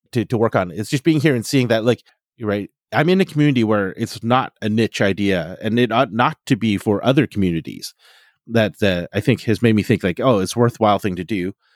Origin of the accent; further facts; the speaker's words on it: Fort McMurray, Alberta, Canada; I grew up in Fort McMurray, Alberta